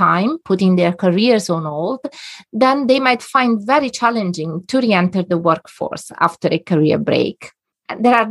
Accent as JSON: {"language": "English", "area": "a little town between Rome and Naples", "region": "Lazio", "country": "Italy", "moved": "as an adult", "lives_now": "Netherlands", "said": "I'm Italian by origin. I come from a little town between Rome and Naples on the seaside"}